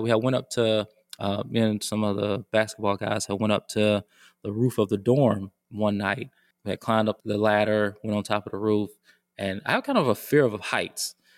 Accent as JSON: {"language": "English", "town": "Decatur", "region": "Georgia", "country": "United States", "tie": "born or raised there", "also_born_or_lived": "North Carolina", "moved": "as an adult", "said": "I grew up in Decatur, Georgia"}